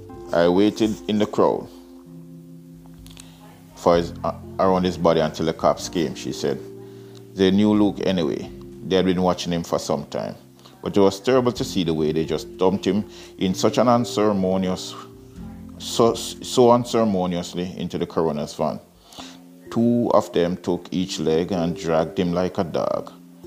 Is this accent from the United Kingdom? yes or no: yes; United Kingdom; now in Canada; Roger was my best friend when I was growing up in Britain. And in fact, I brought one of Roger's books here to Canada when I migrated here.